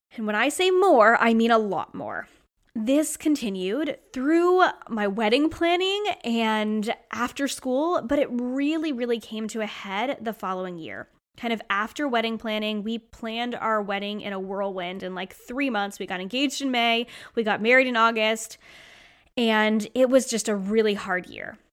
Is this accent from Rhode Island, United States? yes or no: yes; Rhode Island, United States; moved away; I was born and raised in Rhode Island, and I moved away and came back.